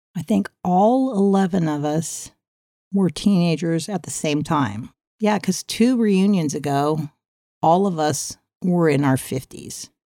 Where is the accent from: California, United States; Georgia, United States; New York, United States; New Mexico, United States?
California, United States; San Diego; moved away; also born or lived in Norfolk, Virginia / Westminster, California; when we moved to Claremont in San Diego